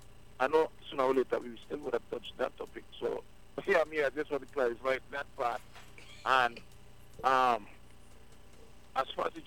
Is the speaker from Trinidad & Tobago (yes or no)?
yes; Trinidad & Tobago; First, let me make it be known that I'm a Trinidadian, in case a lot of people don't know still, so, you know, because I've been around so many Jamaicans and Guyanese, my accent all over the place